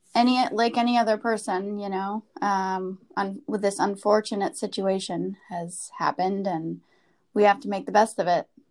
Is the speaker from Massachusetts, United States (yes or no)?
no; Wisconsin, United States; moved away as an adult; also born or lived in San Francisco / New York; I grew up in the Midwest. Um, I'm from Wisconsin originally, and have lived in San Francisco and New York